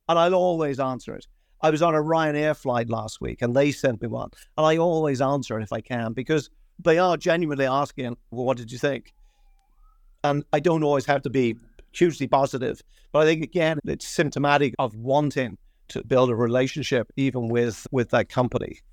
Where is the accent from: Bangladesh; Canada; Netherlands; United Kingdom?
United Kingdom; London; moved away as an adult; also born or lived in Dublin, Ireland; now in Ireland; I'm, Dublin originally, but we all got up lock, stock, and barrel, uh, in the sixties and, and moved to London. So my formative years were in London, and, and my, my education was there